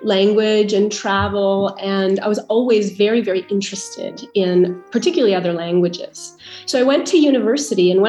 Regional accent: Ottawa, Ontario, Canada; moved away as an adult; also born or lived in Vancouver Island; now in Italy; I'm originally Canadian, so I was born in Ottawa

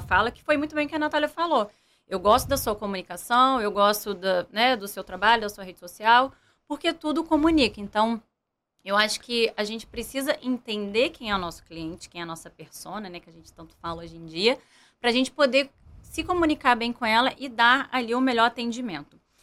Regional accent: Volta Redonda, Rio de Janeiro, Brazil; eu morava aqui no Rio, né? Então, como é, eu sou de Volta Redonda, eu tive que voltar para o interior

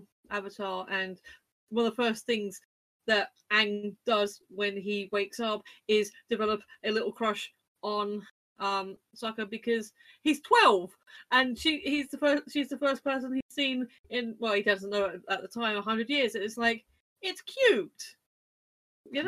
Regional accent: United Kingdom; No, I'm British.

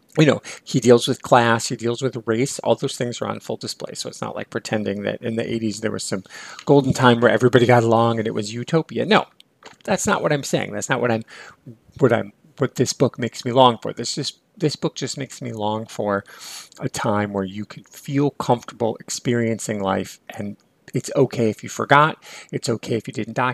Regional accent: near Lake Michigan, Midwest, United States; I grew up near Lake Michigan

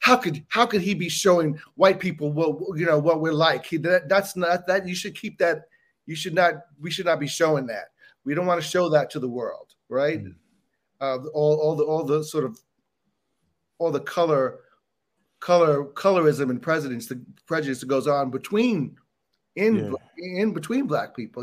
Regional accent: Bahamas; now in United States; I grew up in the Bahamas, not in the United States

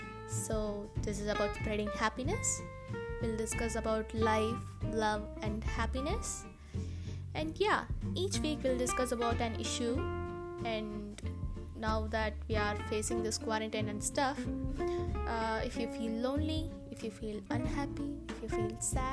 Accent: South India, India; first language Tamil; English is a second language; And actually my mother tongue is Tamil, so I'm from South India.

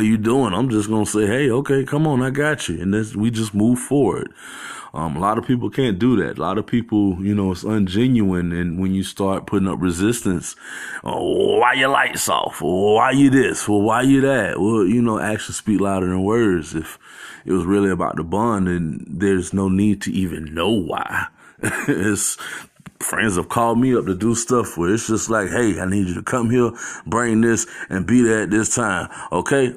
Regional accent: Phoenix, Arizona, United States; growing up in Phoenix

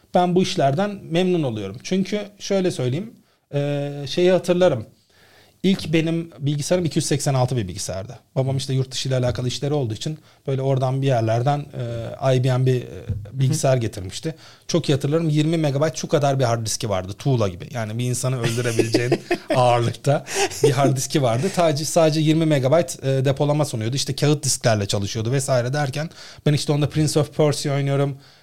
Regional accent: Istanbul, Turkey; Doğma büyüme İstanbulluyum.

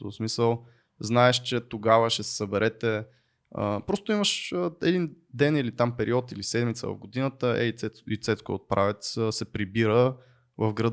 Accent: Botevgrad, Sofia Province, Bulgaria; аз съм от Ботевград, а, един малък град, в който на площачето се събира целия град а, по време на Нова година, примерно.

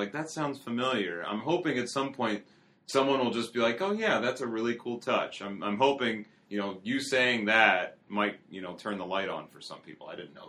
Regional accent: outside Philadelphia, Pennsylvania, United States; now in Greenville, United States; I am not from here, if my accent tells you anything. I'm from outside Philly originally.

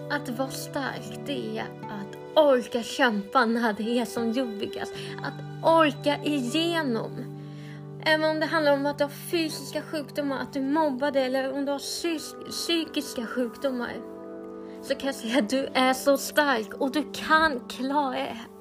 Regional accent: Sweden; Men jag är helt svensk, jag lovar

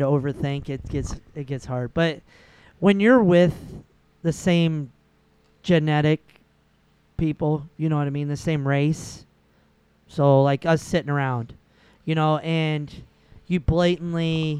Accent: Davenport, Iowa, United States; I grew up in the West End of Davenport

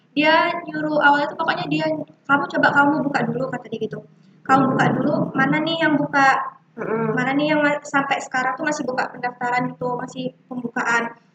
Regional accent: Malang, East Java, Indonesia; kita orang Malang

